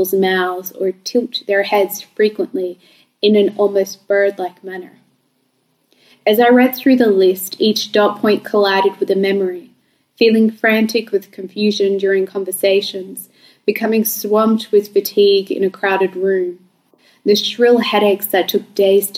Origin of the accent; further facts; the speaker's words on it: Bankstown, New South Wales, Australia; I grew up in Bankstown and I went to school in Sefton and Lidcombe